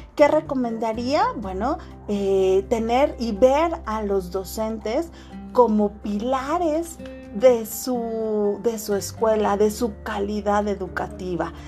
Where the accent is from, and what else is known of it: Mexico